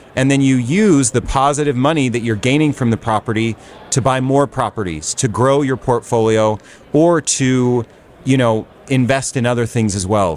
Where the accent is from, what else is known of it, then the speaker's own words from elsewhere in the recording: Salt Lake City, Utah, United States; I am from Salt Lake City, Utah. We run a brokerage and a property management company